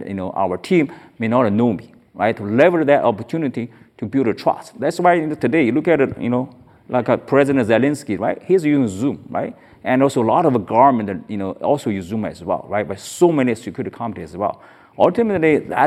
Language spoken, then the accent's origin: English; China; now in United States; I was born in China